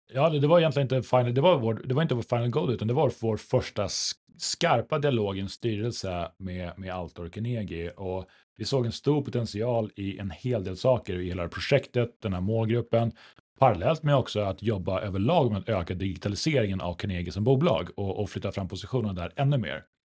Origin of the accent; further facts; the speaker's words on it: Umeå, Västerbotten County, Sweden; moved away; född och uppvuxen i Norrland. Om en aningen lägre ner på kartan